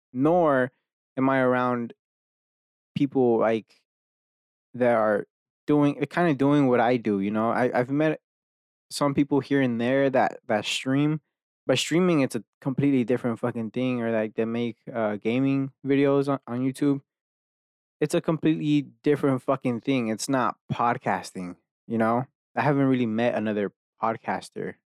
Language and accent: English; Dallas, Texas, United States; I'm from fucking Dallas, here, where I live now, like, I've been here my whole entire life